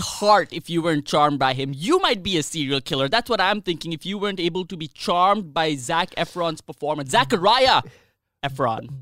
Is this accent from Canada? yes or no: no; India; as an Indian